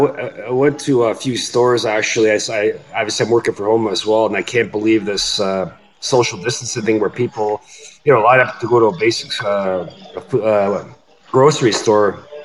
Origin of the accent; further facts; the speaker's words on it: Canada; I'm Canadian myself, right?